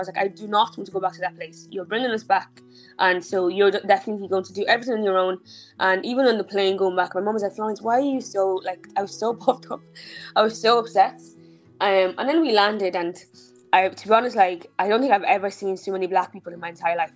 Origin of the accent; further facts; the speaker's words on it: Dublin, Leinster, Ireland; also born or lived in Nigeria; I was born in Nigeria. I left when I was five, um, and we came to Ireland.